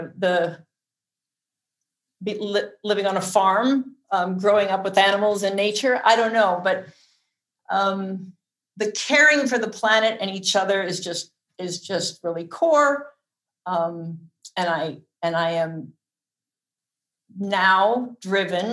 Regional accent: Omaha, Nebraska, United States; moved away; also born or lived in Mexico; I grew up in Omaha, Nebraska.

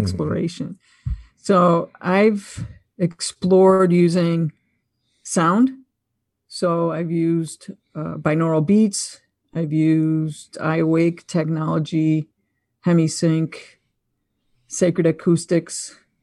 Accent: Buffalo, New York, United States; I'm from Buffalo, New York

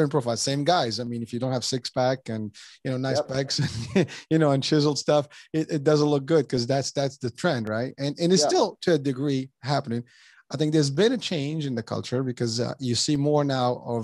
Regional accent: Morocco; moved away as an adult; I'm originally from Morocco, and between the time I left 30 years ago to now, it has changed tremendously

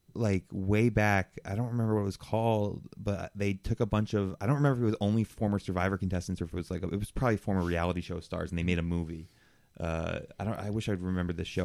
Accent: New Jersey, United States; I am a Jew from New Jersey.

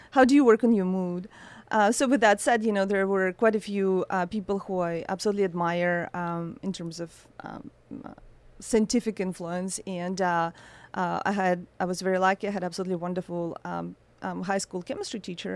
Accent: Saint Petersburg, Russia; moved away; I was born in Russia, in a, in a very cold, um, city

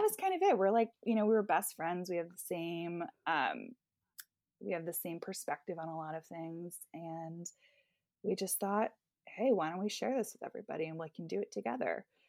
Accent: Bedminster, New Jersey, United States; I am from Bedminster, New Jersey, which is pretty much kind of golf and horse country

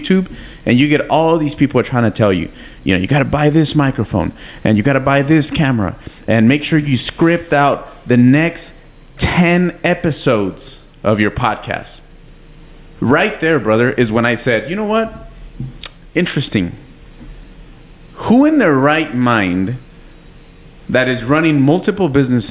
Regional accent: San Elizario, Texas, United States; we also are building a fitness facility back in my hometown in San Eli.

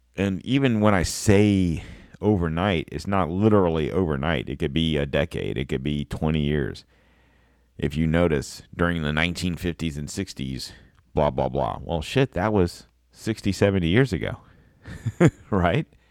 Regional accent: United States

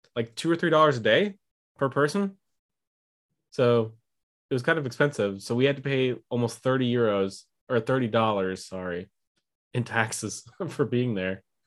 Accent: United States; as an American

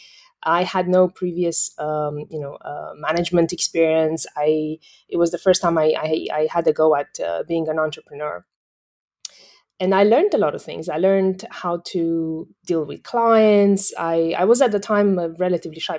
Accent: western Romania, Romania; moved away as an adult; also born or lived in Myanmar / Thailand / United Kingdom; now in Singapore; I'm originally from Romania, the west side of Romania

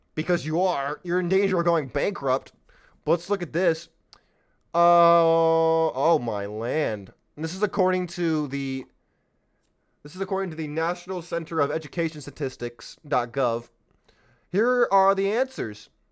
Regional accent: California, United States; San Diego, California, my home state

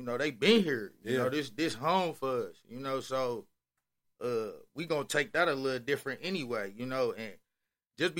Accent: Milwaukee, Wisconsin, United States; growing up in Milwaukee

